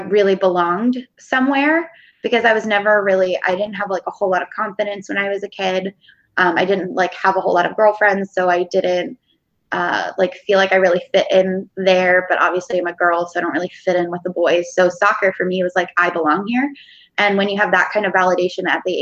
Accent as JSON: {"language": "English", "region": "Pennsylvania", "country": "United States", "tie": "born or raised there", "moved": "as an adult", "lives_now": "Portland, United States", "said": "I grew up in Pennsylvania"}